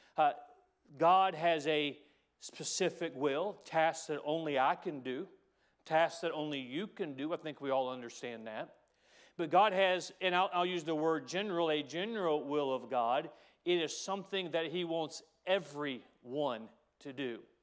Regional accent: United States; we as Americans

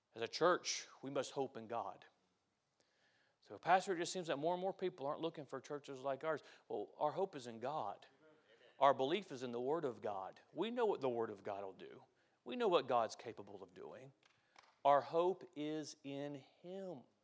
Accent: United States; I'm an American

